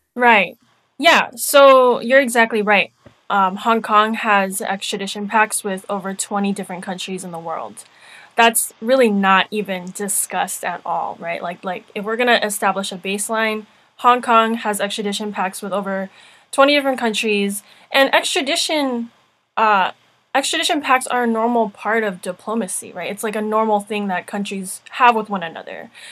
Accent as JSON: {"language": "English", "country": "United States", "said": "I'm American"}